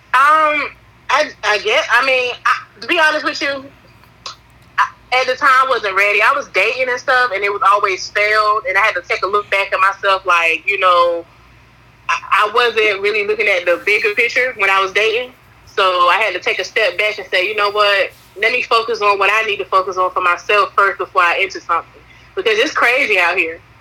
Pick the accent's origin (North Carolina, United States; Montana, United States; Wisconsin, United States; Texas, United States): North Carolina, United States; I'm from Wide Awake Two Five Two.